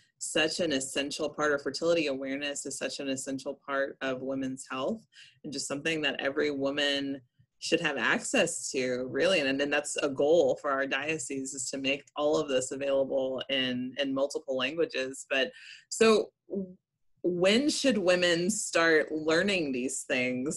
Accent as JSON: {"language": "English", "town": "Memphis", "region": "Tennessee", "country": "United States", "tie": "born or raised there", "said": "I grew up in Memphis"}